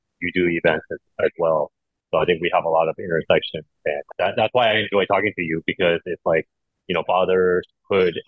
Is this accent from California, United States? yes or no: yes; Los Angeles, California, United States; moved away as an adult; also born or lived in Shanghai, China; now in Japan; I'm from LA originally. I was born and raised in Los Angeles, went to school there. I moved out to Shanghai in 2008